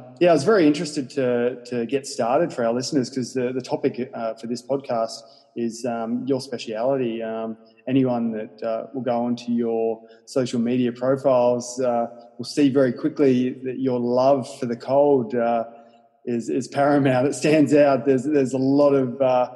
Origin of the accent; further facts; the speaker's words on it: New South Wales, Australia; I'm a New South Welshman